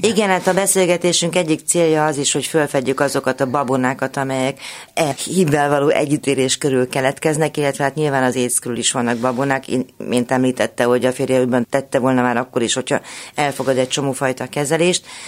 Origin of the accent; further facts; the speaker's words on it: Cluj-Napoca, Cluj County, Romania; now in Hungary; a szülővárosomból, Kolozsváról